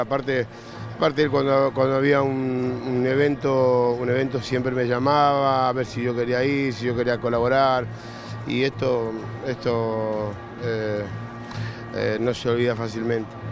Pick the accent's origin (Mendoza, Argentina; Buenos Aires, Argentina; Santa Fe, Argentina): Buenos Aires, Argentina; Yo nací en Tacuarí 1593, entre Garay y Brasil